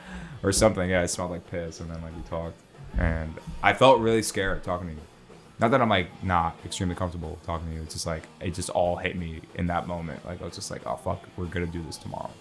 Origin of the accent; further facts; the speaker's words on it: Yonkers, New York, United States; first language Arabic; English is a second language; also born or lived in Lebanon / Brooklyn, New York; I'm from New York, originally Yonkers, New York.